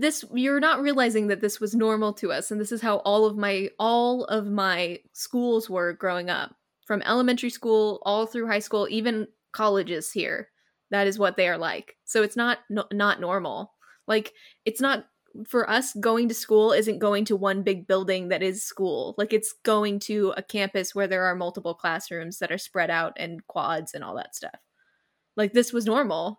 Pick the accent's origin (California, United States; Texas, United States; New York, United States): California, United States; I'm from California